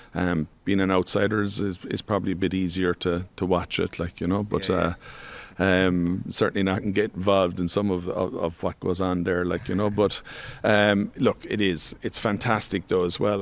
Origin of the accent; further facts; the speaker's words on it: Tralee, Munster, Ireland; I'm from Tralee, so there was always good local rivalries there